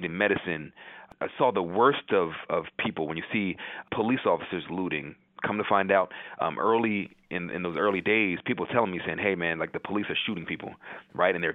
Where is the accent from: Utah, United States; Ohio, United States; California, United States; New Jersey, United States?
New Jersey, United States; Chesilhurst; also born or lived in Hershey, Pennsylvania / Camden County, New Jersey; now in New York, United States; I was born in Chislehurst, New Jersey, South Jersey, about 20 minutes outside of Camden, New Jersey